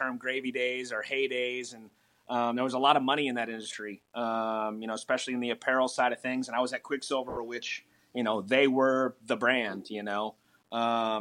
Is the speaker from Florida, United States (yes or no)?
yes; South Florida, United States; moved away; I grew up in South Florida. And as a kid, you know, I lived inland